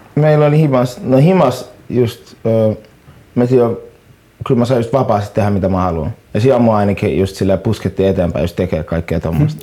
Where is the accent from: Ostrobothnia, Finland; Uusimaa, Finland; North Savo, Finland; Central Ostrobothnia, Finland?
Uusimaa, Finland; Helsinki; Mä oon stadilainen